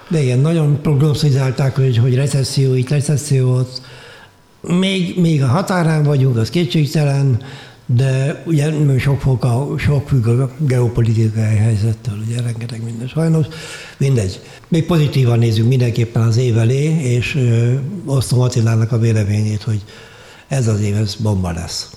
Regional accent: Hungary; moved away as an adult; also born or lived in Vienna, Austria / Germany; Bécsből Magyarországra költöztem haza öt évre

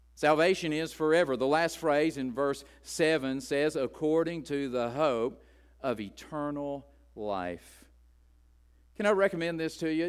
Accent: West Virginia, United States; as an Appalachian growing up in the hills of West Virginia

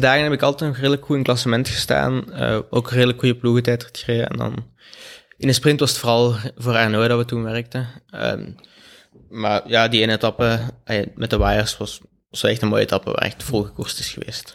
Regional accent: Belgium; als Belg

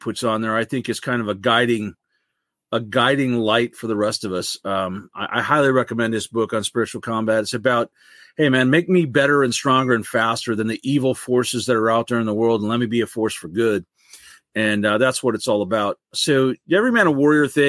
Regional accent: Michigan, United States; also born or lived in California / North Carolina; I am from Michigan, born and raised in Michigan, left to live in California and North Carolina for a while when I was in the Marine Corps, but come back to Michigan

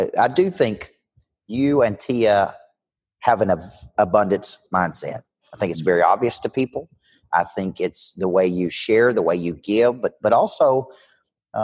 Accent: the South, United States; where I live in the South

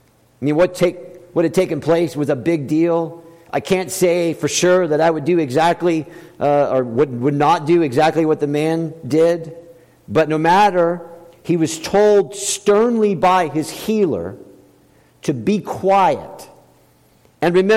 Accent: the South, United States; when I was growing up, I grew up in the South.

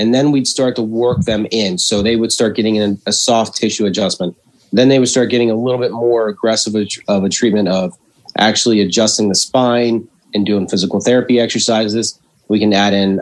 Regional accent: Washington, Pennsylvania, United States; moved away as an adult; also born or lived in Pittsburgh, Pennsylvania / Davenport, Iowa / Ohio; Originally from Washington

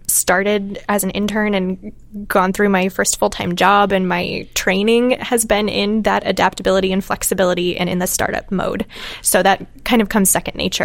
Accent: Manilla, Iowa, United States; I grew up in Western Iowa, outside of a town called Manila.

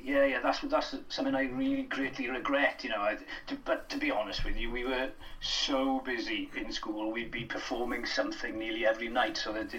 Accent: Wales, United Kingdom; As a Welsh speaker, my first experience was the Eisteddfod, you know, of performance and singing and dancing and acting, you know. You know yourself what the Urdd is like.

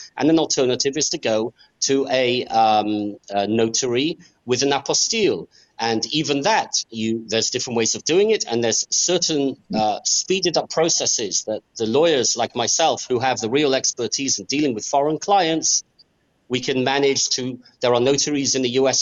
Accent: England, United Kingdom; also born or lived in Australia / United States; now in Israel; I was born in Australia I grew up in England.

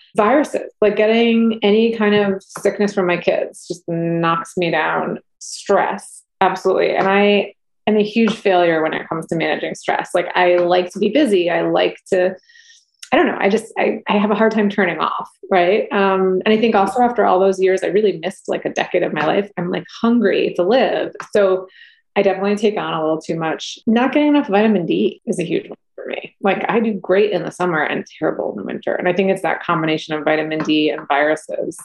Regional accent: New England, United States; I grew up camping in New England

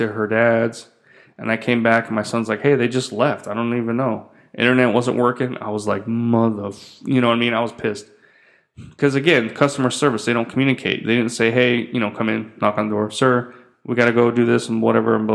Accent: United States; moved away as an adult; now in Philippines; I'm an American

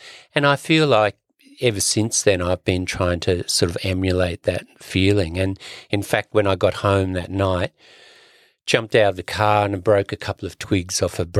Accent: Sydney, New South Wales, Australia; I grew up in Sydney, my father's parents emigrated from the west coast of Ireland.

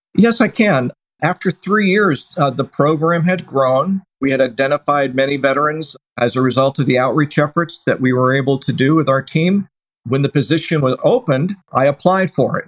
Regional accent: Daytona Beach, Florida, United States; also born or lived in Erie, Pennsylvania / Provo, Utah / Gainesville, Florida; I was born in Erie, Pennsylvania, and I was raised in Daytona Beach, Florida, where I went to Seabreeze High School

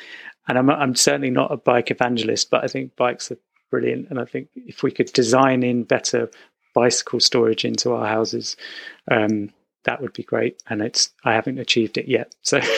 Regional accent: United States; I grew up in America, so that was where I kind of, my father's an architect, and we would just go there again and again

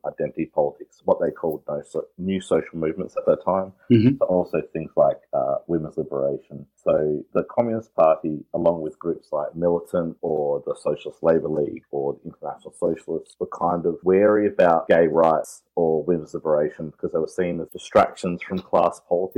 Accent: South Australia, Australia; I was born and raised in South Australia

